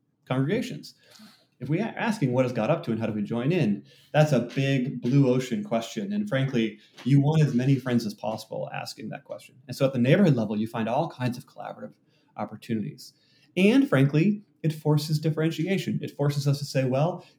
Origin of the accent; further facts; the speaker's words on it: Wisconsin, United States; now in Seattle, United States; I grew up in Wisconsin in a white evangelical, you know, small town